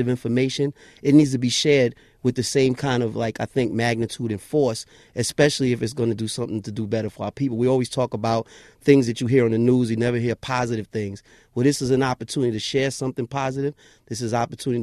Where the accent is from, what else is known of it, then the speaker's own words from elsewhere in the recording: New York City, New York, United States; I grew up in Jamaica, Queens, right. Farmers Boulevard